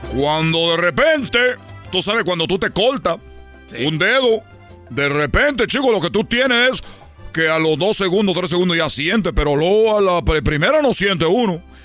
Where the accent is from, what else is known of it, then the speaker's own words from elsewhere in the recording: Cuba; now in Mexico; cuando llegué yo de, la isla, de Cuba